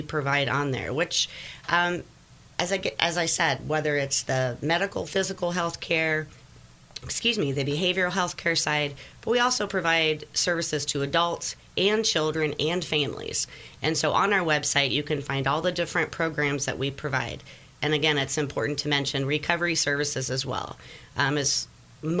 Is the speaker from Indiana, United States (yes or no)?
yes; Cedar Grove, Indiana, United States; I born and raised in Cedar Grove, Indiana